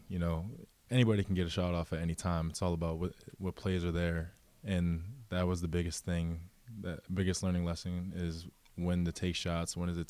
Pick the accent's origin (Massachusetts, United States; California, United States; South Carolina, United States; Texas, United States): Massachusetts, United States; Franklin; Yeah, because I never really grew up in the Boston area too much. I bounced around a lot as a kid, so I would mainly just say I'm from Massachusetts.